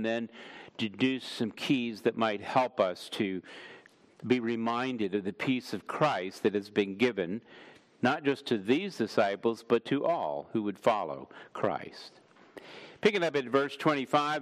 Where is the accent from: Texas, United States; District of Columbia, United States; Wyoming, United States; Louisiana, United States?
District of Columbia, United States; Washington; moved away; I grew up in Washington, D.C. I was actually born in D.C. at Sibley Hospital